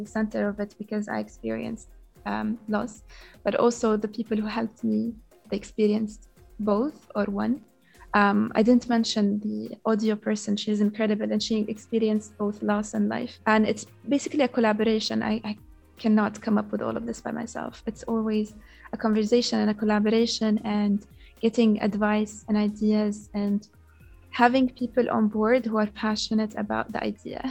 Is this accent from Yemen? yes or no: yes; Yemen; now in Doha, Qatar; I grew up in Yemen. All I know is Yemen.